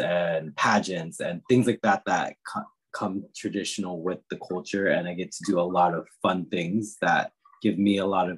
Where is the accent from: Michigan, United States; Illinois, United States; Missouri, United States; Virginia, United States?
Virginia, United States; Northern; also born or lived in Washington, D.C. area; now in California, United States; I grew up in Northern Virginia, where I would say 80% of the population around me was Caucasian